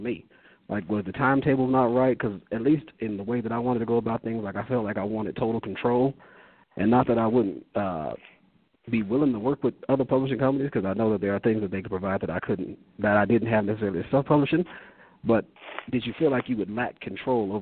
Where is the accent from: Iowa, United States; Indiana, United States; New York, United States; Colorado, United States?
Colorado, United States; Aurora; I'm from Aurora, Colorado, graduated from Overland High School